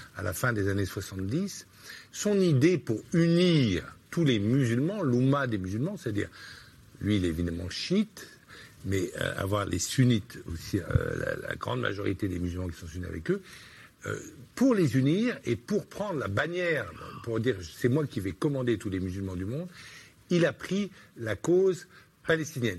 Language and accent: French; France; en tant que Français